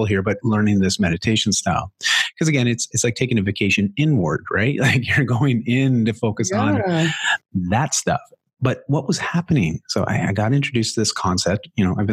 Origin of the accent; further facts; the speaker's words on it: Canada; accent: Canadian; my Canadian accent